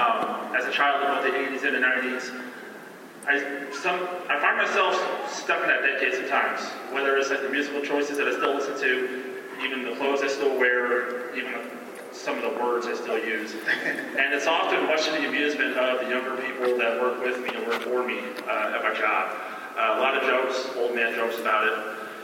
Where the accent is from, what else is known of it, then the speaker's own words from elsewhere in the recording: San Antonio, Texas, United States; Hi, guys. … I'm from San Antonio, Texas.